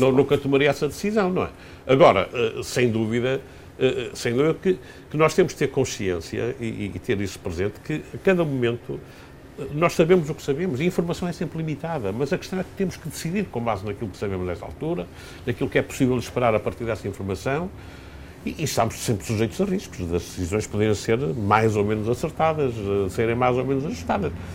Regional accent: Portugal; como cidadão, como português

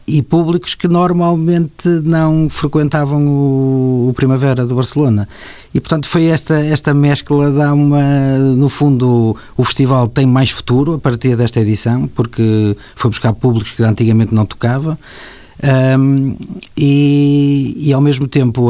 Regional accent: Paredes de Coura, Norte, Portugal; eu que venho do campo, não é? de paredes de cor, que, que já fazemos paredes de cor há 25 anos, tantas e tantas vezes me sinto naquele parque como se estivesse na minha, na minha terra

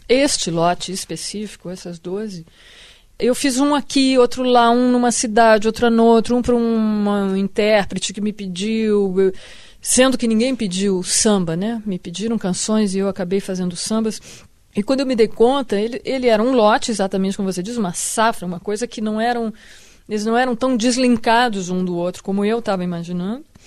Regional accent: Rio Grande do Sul, Brazil; moved away as an adult; now in Rio de Janeiro, Brazil; Eu me sinto carioca no que isso não me tire nada do que eu me sinto gaúcha

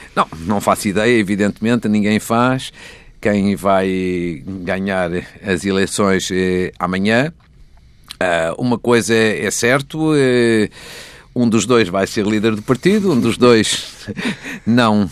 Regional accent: Portugal; moved away; a FAF, que é a minha terra.

